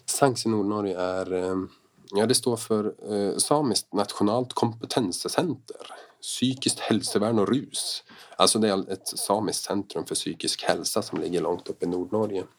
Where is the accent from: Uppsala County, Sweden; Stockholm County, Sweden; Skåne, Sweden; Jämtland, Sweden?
Jämtland, Sweden; jag är ju från Jämtland, jag är från den här trakten